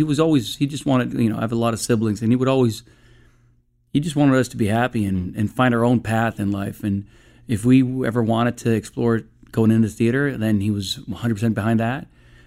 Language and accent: English; Stockholm, Stockholm County, Sweden; moved away; I was born in Stockholm, Sweden, and I was raised out there. My father is an actor, so we traveled quite a bit when I was a kid.